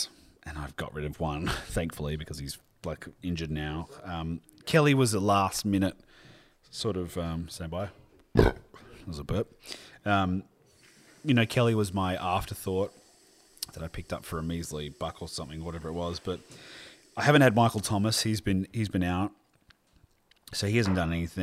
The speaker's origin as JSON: {"language": "English", "town": "Sydney", "region": "New South Wales", "country": "Australia", "tie": "born or raised there", "also_born_or_lived": "Melbourne", "said": "I grew up in, might shock people, the Western Sydney. We were at Balcombe Hills for a long time, and then we moved to Melbourne because of my dad's work. And then we moved back when I was probably six to DY, and then we moved to our place in Wheeler Heights"}